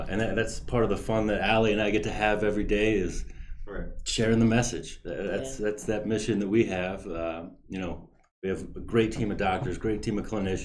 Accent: Louisville, Kentucky, United States; moved away as an adult; now in Chicago, United States; Originally from Louisville, Kentucky, and moved to Chicago about a little over a decade ago.

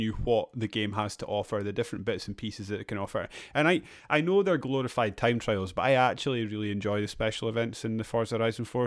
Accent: Edinburgh, Scotland, United Kingdom; my hometown Edinburgh

